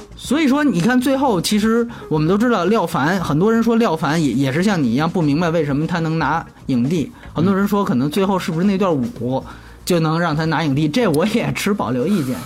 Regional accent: China; 反正我们中国人看，尤其是内地人看

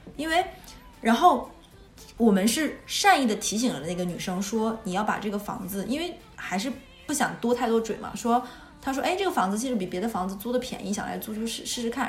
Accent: northern China, China; moved away; 我是北方人

